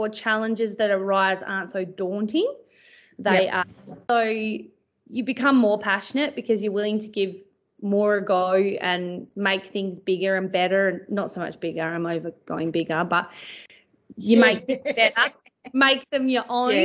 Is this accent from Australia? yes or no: yes; Perth, Western Australia, Australia; now in Pingelly, Australia; I grew up in Perth